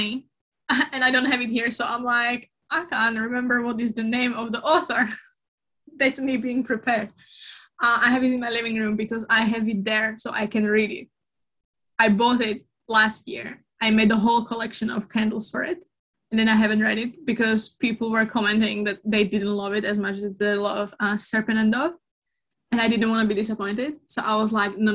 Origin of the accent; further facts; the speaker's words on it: Slovakia; moved away; I'm from Slovakia, so that's kind of cold country